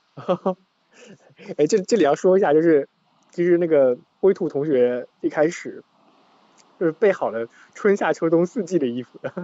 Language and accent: Chinese; Xuzhou, Jiangsu, China; moved away; also born or lived in Shanghai; 我老家在衢州